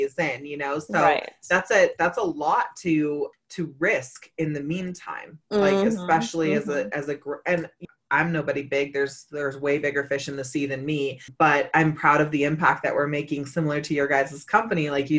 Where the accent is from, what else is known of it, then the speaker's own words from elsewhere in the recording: Northern California, United States; I'm originally from Northern California.